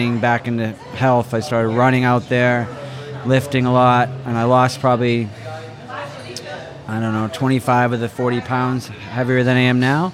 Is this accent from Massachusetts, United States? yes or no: yes; Falmouth, Massachusetts, United States; moved away as an adult; also born or lived in Hawaii; now in Miami, United States; I grew up in Falmouth, Massachusetts, which is in Cape Cod